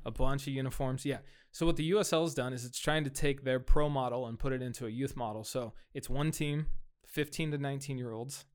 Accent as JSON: {"language": "English", "town": "Fresno", "region": "California", "country": "United States", "tie": "born or raised there", "said": "I grew up here, right? I, I grew up in Southeast Fresno"}